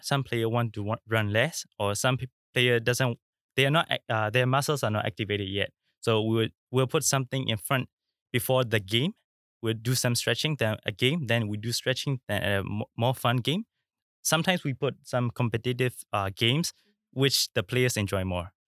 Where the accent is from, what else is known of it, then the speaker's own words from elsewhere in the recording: Myanmar; now in Singapore; I'm from Myanmar